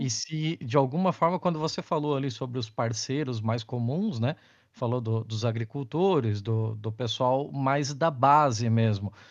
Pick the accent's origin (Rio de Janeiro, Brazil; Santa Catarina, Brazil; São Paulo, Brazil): Santa Catarina, Brazil; eu sou do sul do Brasil, né? Eu sou de Santa Catarina.